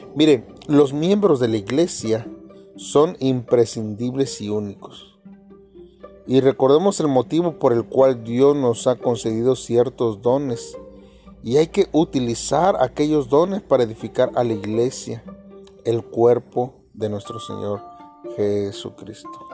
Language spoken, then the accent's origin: Spanish; Mexico; somos mexicanos